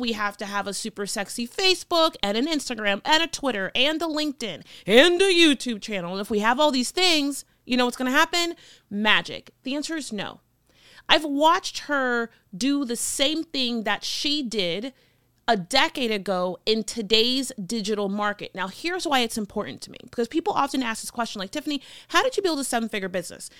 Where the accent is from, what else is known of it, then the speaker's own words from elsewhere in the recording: Miami, Florida, United States; moved away as an adult; also born or lived in North Carolina / Burbank, California; now in Phoenix, United States; I had an accent 'cause I'm from Miami, Florida